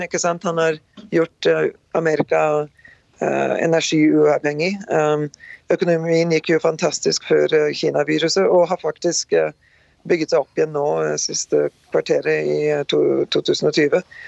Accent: Rjukan and Skien, Telemark, Norway; moved away as an adult; now in North Dakota, United States; Født og oppvokst på Rjukan og Skien, eh, Norge

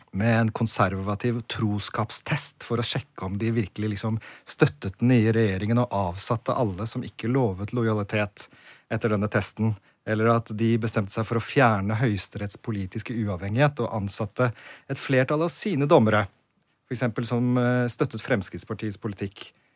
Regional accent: Norway; also born or lived in Poland; Oppvokst i Norge, men studert seks år i Polen.

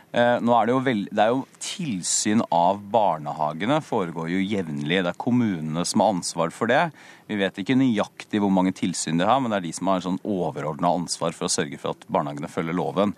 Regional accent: Porsgrunn, Telemark, Norway; en sykehusbarnehage f.eks., som jeg gikk hjemme i Porsgrunn

